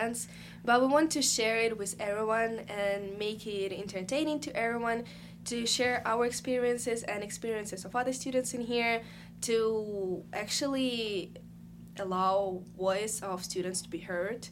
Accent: Ukraine; moved away as an adult; now in Alfred, United States; I'm a student from Ukraine

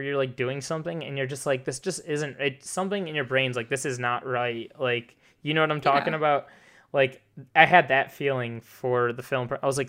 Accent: Detroit, Michigan, United States; born there; also born or lived in China / Texas / St. Louis; I've lived, like, all over the place. I was born in Detroit. My family and I lived in China for 3 years.

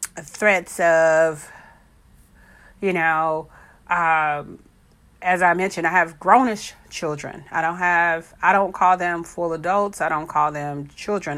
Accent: Texas, United States; I'm from Texas

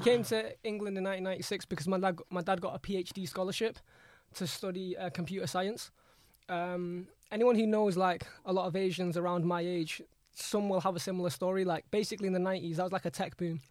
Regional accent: Jakarta, Indonesia; I'm um, born in Indonesia, in Jakarta, capital of Indonesia.

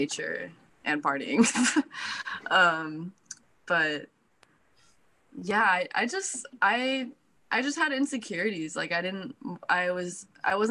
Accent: Placentia, California, United States; also born or lived in Anaheim, California; I was born in Anaheim, California, and raised in Placentia, California.

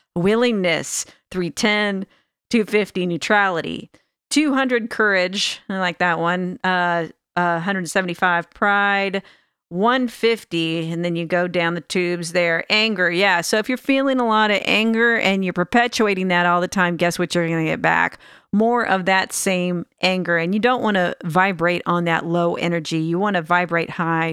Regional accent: Sacramento, California, United States; also born or lived in Alameda, California; I'm actually from the Sacramento area, but I lived in Alameda, California last

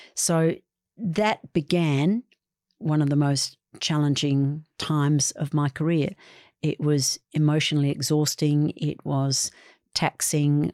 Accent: Western Australia, Australia; I come from Western Australia.

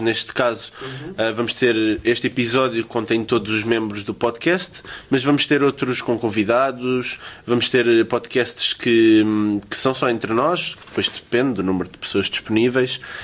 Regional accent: Loures, Lisbon, Portugal; sou de Louros

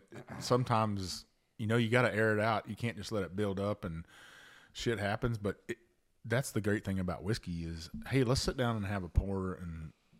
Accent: Bayou La Batre, Alabama, United States; I've known a lot of Coasties that grew up on a bayou, or and I'm from Bayou Le Batre.

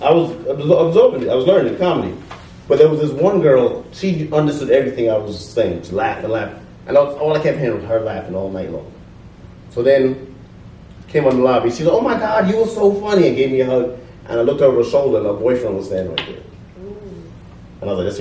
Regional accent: Jamaica; moved away; also born or lived in England; I'm Jamaican. Oh, Jamaican. Okay. I was born in England. My dad's Jamaican, my mother's from Ghana.

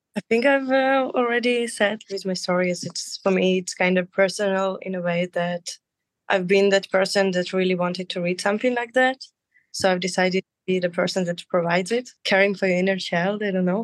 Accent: Saint Petersburg, Russia; now in Israel; I grew up in St. Petersburg.

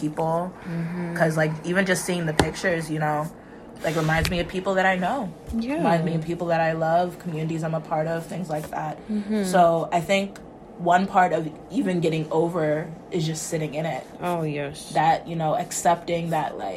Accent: United States; moved away as an adult; now in Canada; I'm from the States

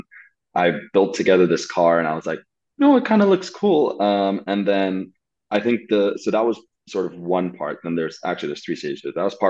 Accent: Saudi Arabia; for those of you that don't know, I grew up in Saudi Arabia, and being an expat in Saudi Arabia is very different to being a sort of regular person in Saudi Arabia

